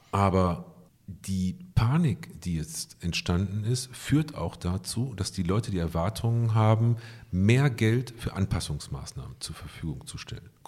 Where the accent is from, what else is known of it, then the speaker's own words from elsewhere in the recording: North Rhine-Westphalia, Germany; Ich komme aus dem Ruhrgebiet